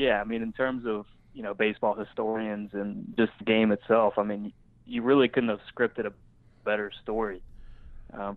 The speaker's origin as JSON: {"language": "English", "region": "Southeast Ohio", "country": "United States", "tie": "born or raised there", "moved": "yes", "lives_now": "Cincinnati, United States", "said": "I grew up in Southeast Ohio when we did not have a professional sports team at all. Really small town"}